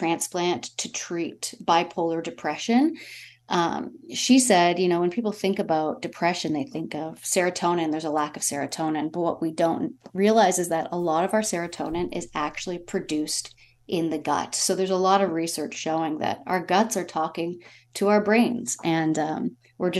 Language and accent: English; Toronto, Ontario, Canada; moved away as an adult; also born or lived in Yorkshire / Los Angeles; I was born and raised in Toronto